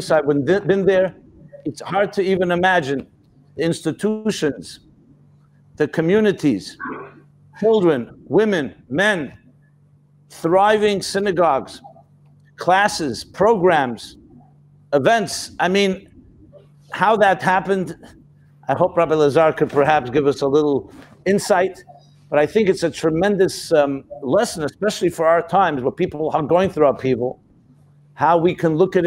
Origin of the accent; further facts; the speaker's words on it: United States; I was born in the United States.